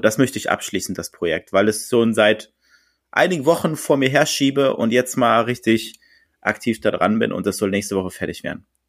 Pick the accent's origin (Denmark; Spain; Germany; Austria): Germany; Berlin; now in Hamburg, Germany; Als Berliner